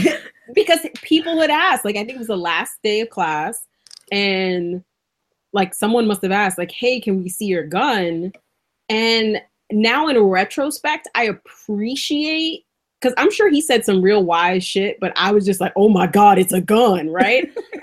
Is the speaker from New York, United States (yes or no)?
yes; New York City, New York, United States; now in Oregon, United States; I grew up in the South Bronx, so it is what it is.